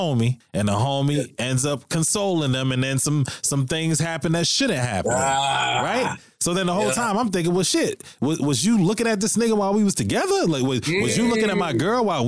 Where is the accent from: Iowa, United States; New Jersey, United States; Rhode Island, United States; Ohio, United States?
Rhode Island, United States; I grew up in a really small state. I'm from Rhode Island.